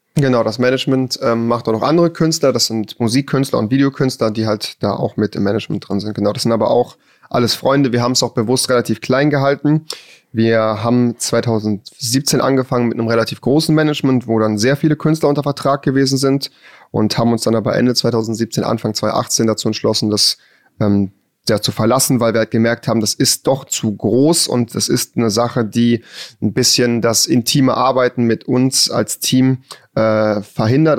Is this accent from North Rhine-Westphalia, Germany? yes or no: yes; a village outside Cologne, North Rhine-Westphalia, Germany; bin ja auch hier geboren worden, bin außerhalb von Köln aufgewachsen auf dem Dorf.